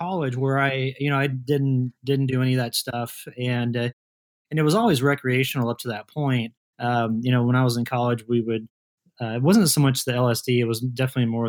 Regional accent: Kansas, United States; moved away as an adult; also born or lived in Colorado; two friends of mine that I grew up with in Kansas

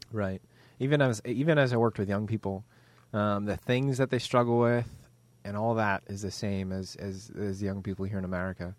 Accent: United States; also born or lived in Northern Ireland; I'm just American

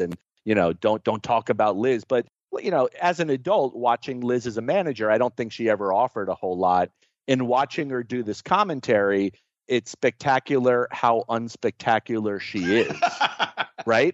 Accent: Florida, United States; growing up in Florida

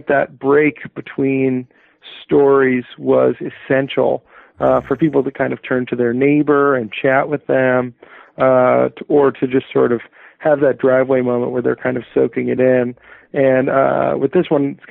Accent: Colorado, United States; now in Berkshires, Massachusetts, United States; I grew up in Colorado

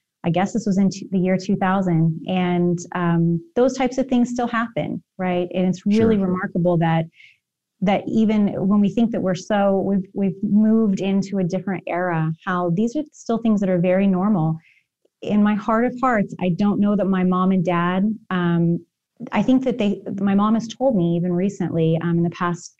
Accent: Kansas, United States; also born or lived in Arkansas; we moved from Arkansas, then we moved to Kansas in the middle of the night when I was in kindergarten

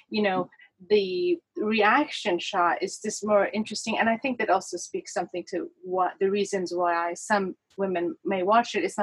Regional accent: United States; now in Paris, France; course i live in paris and i guess our attitude towards relationships and sex are different and although I, I grew up partially in America

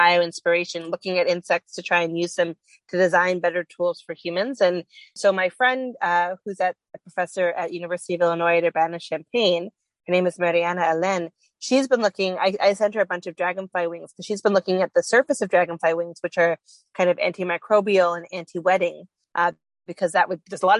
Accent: Canada; I'm from Canada

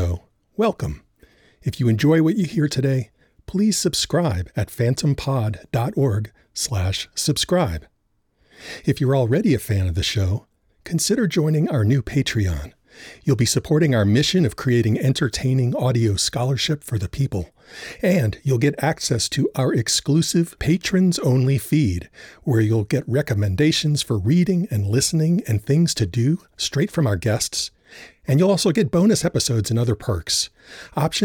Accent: New Orleans, Louisiana, United States; when I was a kid of 10 or 11 growing up in New Orleans

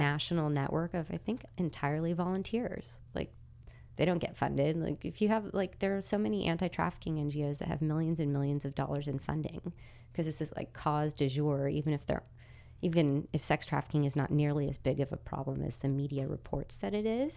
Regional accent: California, United States; moved away; from California

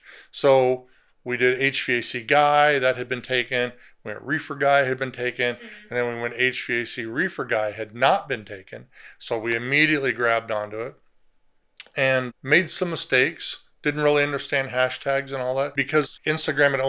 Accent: Southern California, United States; I grew up in Southern California

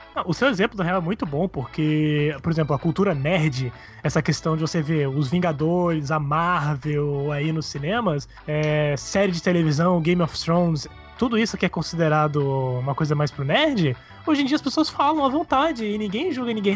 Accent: Brazil; Eu sou, sou do Brasil

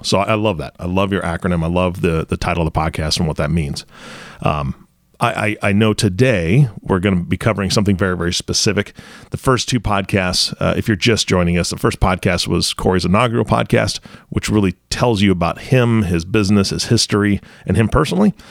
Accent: Washington, United States; I grew up in Washington State around water all the time

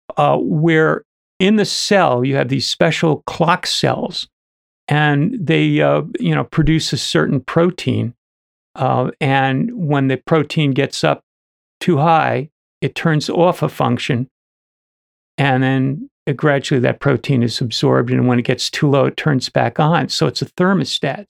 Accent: New Jersey, United States; I was from New, N, uh, New Jersey

